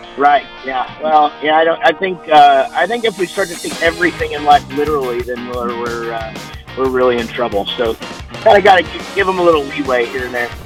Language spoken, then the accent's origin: English; Wichita Falls, Texas, United States; I'm from Wichita Falls, Texas